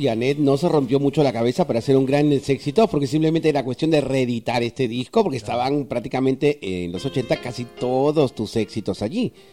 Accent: Peru; moved away; yo soy peruano y durante eh, muchísimos años he sido locutor en, mi patria desde el año 1983

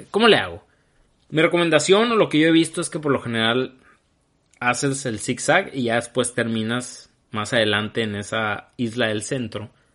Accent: Hermosillo, Sonora, Mexico; los que somos de Hermosillo y somos de mi edad

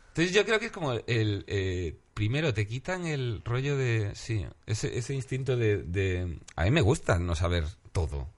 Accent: Galicia, Spain; soy gallego

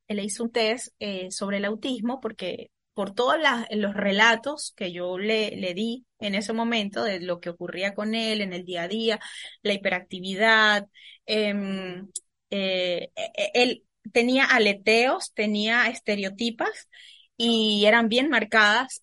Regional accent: the Venezuelan Andes, Venezuela; moved away as an adult; also born or lived in Caracas; soy de Venezuela, nací en los Andes, soy de la parte andina, de la cordillera de aquí del país

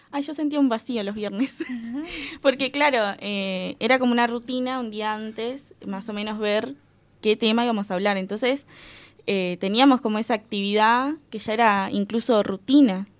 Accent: Guichón, Paysandú, Uruguay; moved away as an adult; now in Salto, Uruguay; soy de Guichón, departamento de Paysandú.

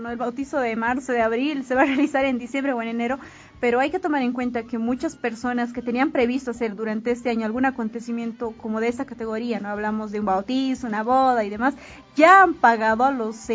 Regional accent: Bolivia; Y se dejó de atrás eso de decir somos todos bolivianos.

